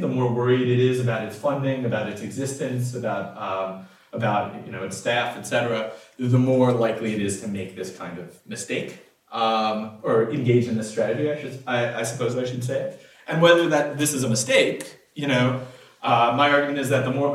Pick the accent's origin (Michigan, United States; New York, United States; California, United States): Michigan, United States; Detroit; I'm from Detroit